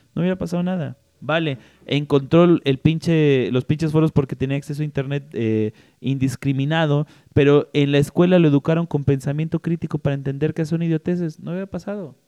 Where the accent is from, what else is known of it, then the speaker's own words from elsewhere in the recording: Mexico; yo así como mexicano